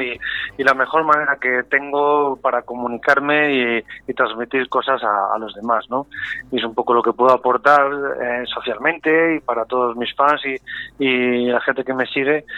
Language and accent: Spanish; Valladolid, Castile and León, Spain; yo soy muy muy pucelano, muy vallisoletano